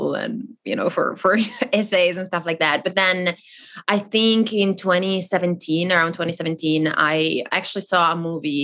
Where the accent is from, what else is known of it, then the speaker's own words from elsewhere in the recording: the very north of Italy, northern Italy, Italy; first language Italian; English is a second language; I grew up in Italy